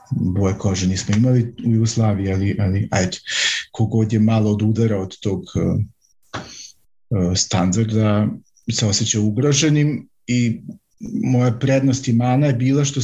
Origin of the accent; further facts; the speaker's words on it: Vojvodina, Serbia; moved away as an adult; also born or lived in central Serbia / western Germany; now in Germany; rođen sam u manjem gradu u centralnoj Srbiji, ali sam tamo samo rođen i onda sam odrastao u Vojvodini, u nešto većem gradu mm, i tamo sam bio do neke svoje 20. godine